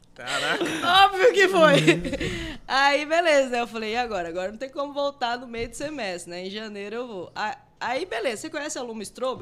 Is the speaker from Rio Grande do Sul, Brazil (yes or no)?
no; Rondonópolis, Mato Grosso, Brazil; also born or lived in Guiratinga / Ouro Branco; eu sou de Rondonópolis uhum. porque eu cresci aqui, todas as, as amizades que eu tenho é aqui.